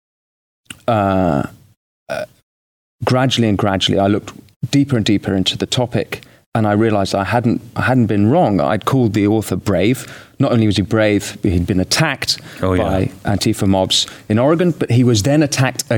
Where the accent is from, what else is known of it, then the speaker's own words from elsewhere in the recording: United Kingdom; I'm British